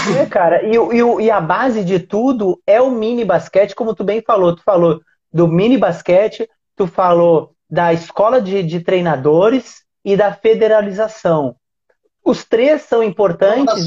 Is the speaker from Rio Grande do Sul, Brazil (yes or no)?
yes; Uruguaiana, Rio Grande do Sul, Brazil; eu sou da, de Uruguaiana. Uruguaiana é fronteira com o Passo de Los Libres